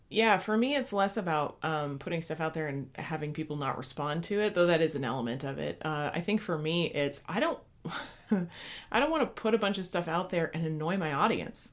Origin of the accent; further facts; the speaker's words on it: Midwest, United States; as a Midwesterner